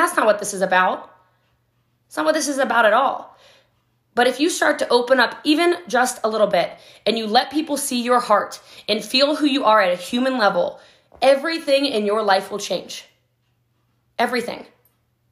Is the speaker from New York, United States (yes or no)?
no; Hawaii, United States; I'm Hawaiian